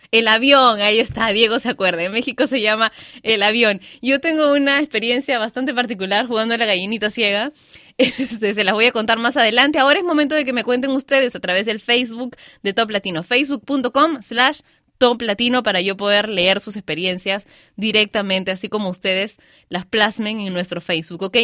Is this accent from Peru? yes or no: yes; Peru; Liga, le decimos en Perú.